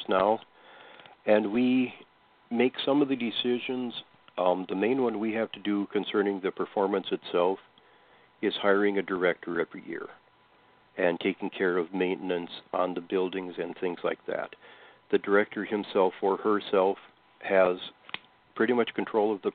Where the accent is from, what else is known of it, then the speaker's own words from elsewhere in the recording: Westbrook, Minnesota, United States; I'm from Westbrook personally